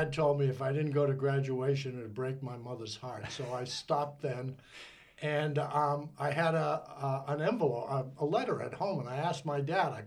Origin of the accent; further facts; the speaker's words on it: North Andover, Massachusetts, United States; moved away as an adult; now in Maryland, United States; I grew up in North Andover, Massachusetts. And I always think the accent's gone away